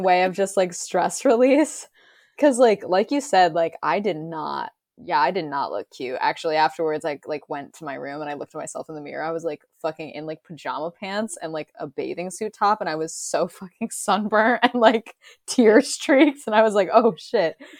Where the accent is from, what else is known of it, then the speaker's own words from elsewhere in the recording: Massachusetts, United States; my hometown in Massachusetts